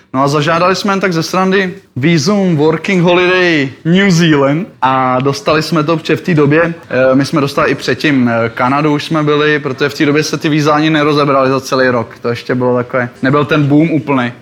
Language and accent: Czech; Liberec, Liberec Region, Czechia; já jsem z Liberce přímo